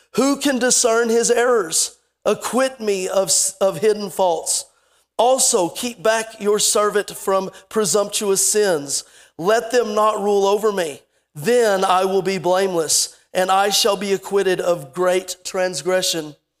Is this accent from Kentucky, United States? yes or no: yes; Lexington, Kentucky, United States; I was born in Lexington, Kentucky